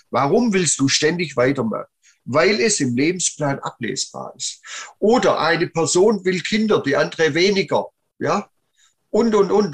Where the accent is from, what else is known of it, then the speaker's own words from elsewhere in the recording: Plochingen, Baden-Württemberg, Germany; Sohn geboren im Bereich Holzhandlung im Stuttgarter Raum, Blochinger Hafen